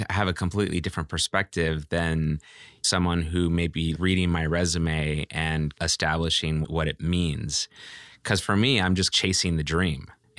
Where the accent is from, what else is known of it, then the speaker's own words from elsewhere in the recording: Walnut Creek, California, United States; also born or lived in Oakland; I grew up in Walnut Creek, California, okay. You know, after living in Oakland as a young child.